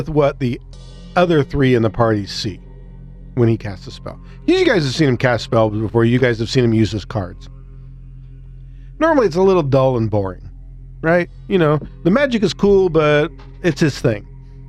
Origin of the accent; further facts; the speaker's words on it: Illinois, United States; I'm from Illinois, motherfucker.